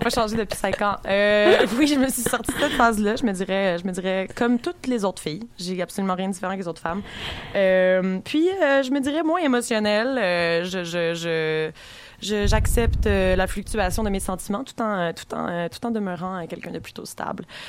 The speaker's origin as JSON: {"language": "French", "town": "Saint-Lambert", "region": "Quebec", "country": "Canada", "tie": "born or raised there", "said": "Je viens de Saint-Lambert"}